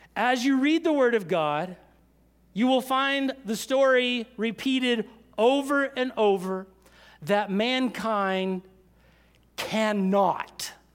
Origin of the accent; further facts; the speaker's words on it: United States; we were raised in America, so, uh, most of us were raised in church